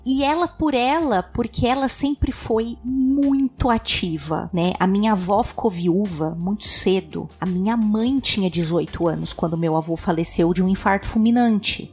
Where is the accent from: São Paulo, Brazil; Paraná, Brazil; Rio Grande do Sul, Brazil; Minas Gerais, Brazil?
São Paulo, Brazil; eu sempre morei em São Paulo, nasci, fui criada em São Paulo